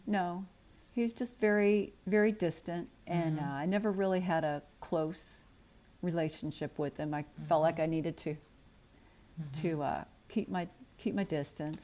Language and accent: English; St. Louis, Missouri, United States; also born or lived in Scott Air Force Base, Illinois; I grew up in the Midwest, the St. Louis metropolitan okay. area.